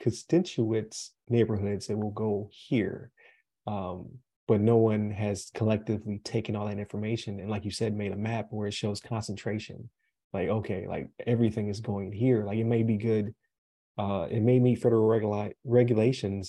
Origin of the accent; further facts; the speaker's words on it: Buffalo, New York, United States; now in Florida, United States; I'm from Buffalo, New York. I currently live in Florida, but where I grew up